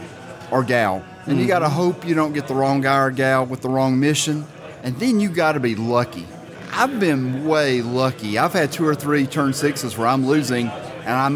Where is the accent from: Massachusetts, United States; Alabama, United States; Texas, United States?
Alabama, United States; Birmingham; I'm from Birmingham.